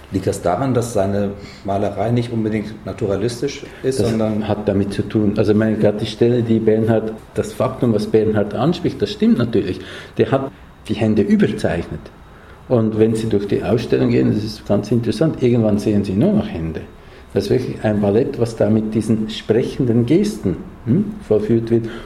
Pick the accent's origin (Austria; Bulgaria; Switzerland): Switzerland; Für uns für mich als Schweizer vielleicht noch überraschender als für andere, gibt es diese apokalyptischen Landschaften